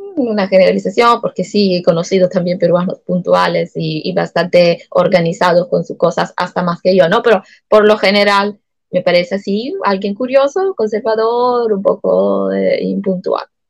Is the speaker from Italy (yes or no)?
yes; Acireale, Sicily, Italy; Spanish is a second language; moved away as an adult; now in Peru; yo he nacido en Achiriales, una ciudad, como tú dijiste, de Sicilia